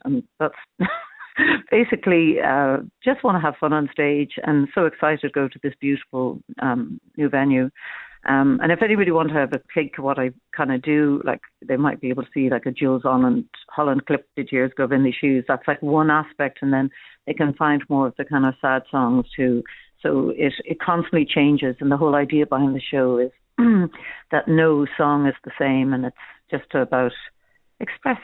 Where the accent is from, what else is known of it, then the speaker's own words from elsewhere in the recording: Cork, Munster, Ireland; now in Dublin, Ireland; I'm from Cork originally, living in Dublin now